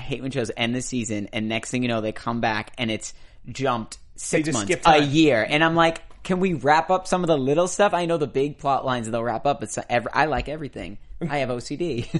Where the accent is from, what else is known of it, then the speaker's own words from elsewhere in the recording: Boston, Massachusetts, United States; now in Southern California, United States; I'm from Boston.